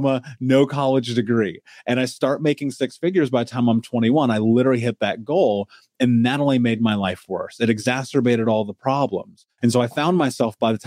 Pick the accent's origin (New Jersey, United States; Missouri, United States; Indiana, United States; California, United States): Indiana, United States; Indianapolis; I grew up in America. I grew up in Indianapolis.